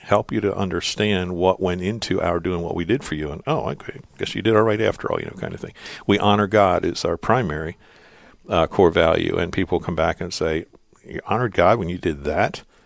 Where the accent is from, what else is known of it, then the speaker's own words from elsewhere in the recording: Lancaster County, Pennsylvania, United States; I was born and raised in Lancaster County